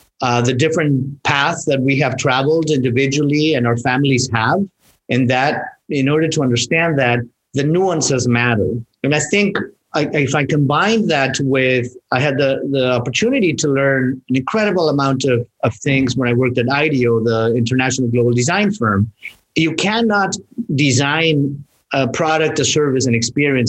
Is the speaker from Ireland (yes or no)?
no; Mexico; moved away; I grew up in Mexico. I'm, you know, half German, a little bit of Polish in there and half Mexican.